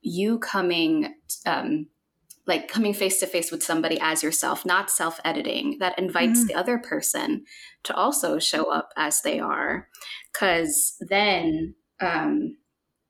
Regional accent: Philippines; moved away; So I was born and raised in the Philippines

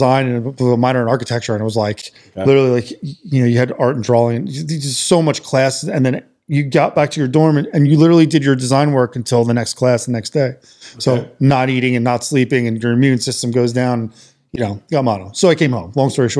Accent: Princeton area, New Jersey, United States; moved away; also born or lived in Philadelphia; I'm originally from New Jersey, like the Princeton area.

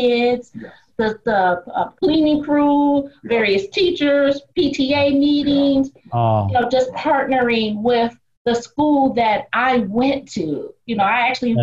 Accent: Detroit, Michigan, United States; I grew up in Detroit, Michigan

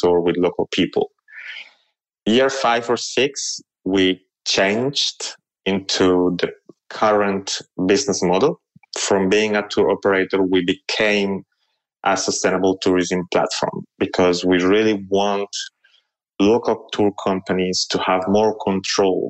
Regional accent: Colombia; moved away as an adult; also born or lived in Paris, France; I grew up in Colombia, actually. When I was 18 years old, I moved to Europe to study.

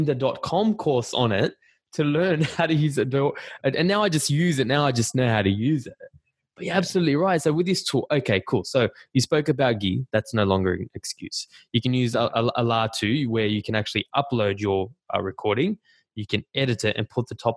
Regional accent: Australia; accent: Australian; my Australian accent

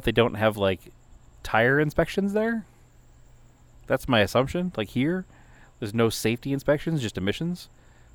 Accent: East Coast, United States; growing up on the East Coast

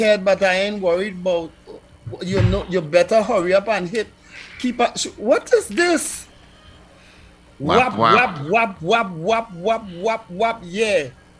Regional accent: St. James, Port of Spain, Trinidad & Tobago; I came from St. James, eh?

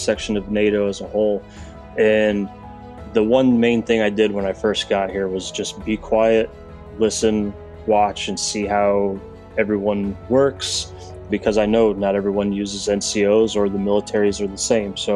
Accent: Coeur d'Alene, Idaho, United States; moved away as an adult; I am from Coeur d'Alene, Idaho, a little place up in the Northwest. It's where I joined the Army from.

